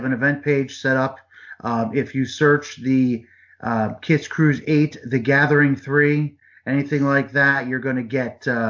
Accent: New Jersey, United States; I'm an Italian from Jersey.

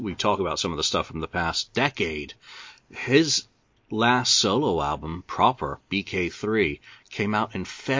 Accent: upstate New York, United States; moved away; also born or lived in Binghamton, New York; I spent 10 years in the 78 to 88 living in upstate New York

